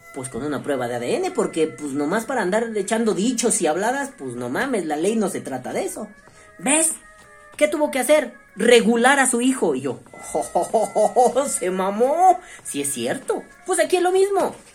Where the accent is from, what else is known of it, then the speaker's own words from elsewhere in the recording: Mexico; como ciudadano mexicano